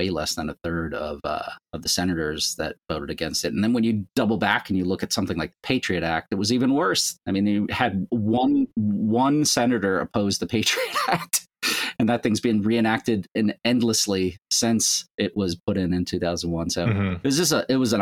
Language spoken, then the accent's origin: English; Long Island, New York, United States; I grew up on Long Island, was born there.